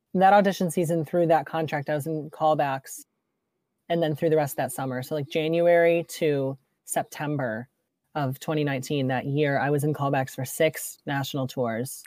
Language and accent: English; Rochester, New York, United States; I grew up in Rochester